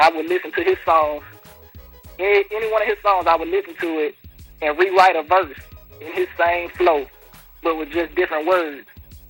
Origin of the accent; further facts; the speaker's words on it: Mississippi, United States; also born or lived in New Orleans, Louisiana; Well, I was born in New Orleans. I spent a little time in the Ninth Ward before I moved to Mississippi. I just grew up in Mississippi, but my whole family all traced back to New Orleans on my mother's side